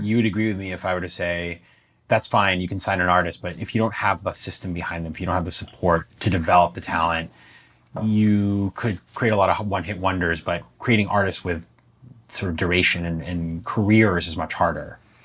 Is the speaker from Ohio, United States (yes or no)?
no; Maine, United States; my hometown in Maine